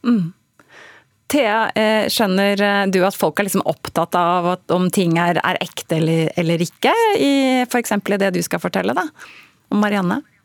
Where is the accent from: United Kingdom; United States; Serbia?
United Kingdom; England; moved away; jeg er oppvokst i England, så jeg har et eh, dypt forhold til dette her